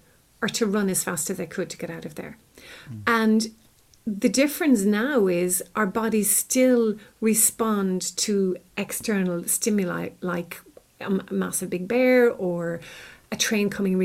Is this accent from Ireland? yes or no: yes; Ireland; I'm from Ireland and I'm actually living in Ireland. I live close to Dublin